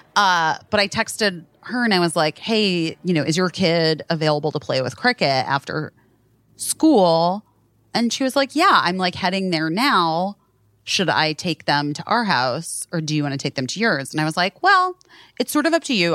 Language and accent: English; California, United States; moved away; I am from California. I know my berries.